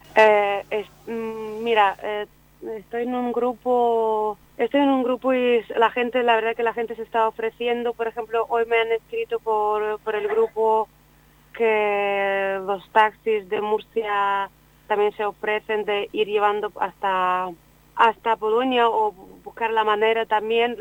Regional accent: Ukraine; now in Spain; yo soy ucraniana

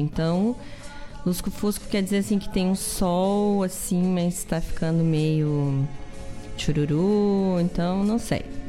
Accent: the South, Rio Grande do Sul, Brazil; Nossa essência aqui do Sul

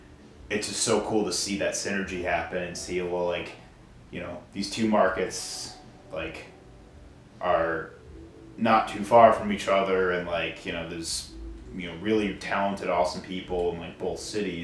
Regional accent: Chicago, Illinois, United States; now in Milwaukee, United States; I'm from the Chicago area too

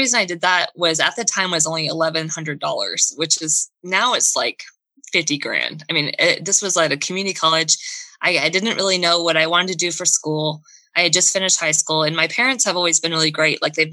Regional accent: Florida, United States; now in Minnesota, United States; I grew up in Florida. I grew up in a part of Florida that is not what you would think of from the TV and movies. It wasn't near a beach. It was more inland

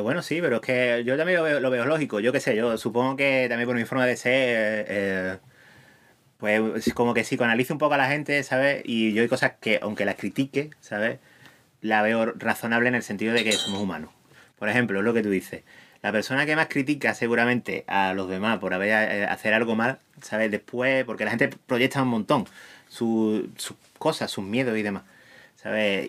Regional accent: Huelva, Andalusia, Spain; soy de Huelva

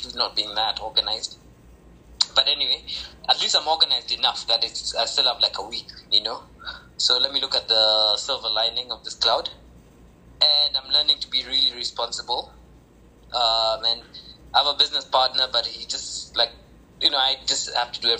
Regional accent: Kenya; I'm from Kenya

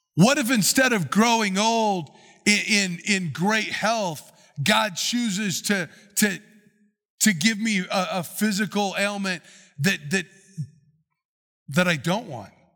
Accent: United States; we as American Christians

